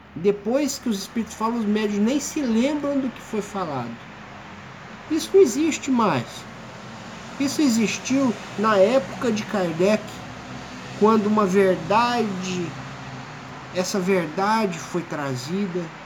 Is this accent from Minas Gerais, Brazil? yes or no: yes; Sacramento, Minas Gerais, Brazil; moved away as an adult; also born or lived in Uberaba; now in São José do Rio Preto, Brazil; Eu sou mineiro, de Uberaba, de Sacramento vizinho de Uberaba.